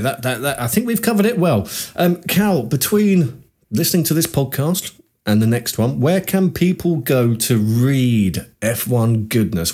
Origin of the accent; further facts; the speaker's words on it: United Kingdom; us as Brit F one fans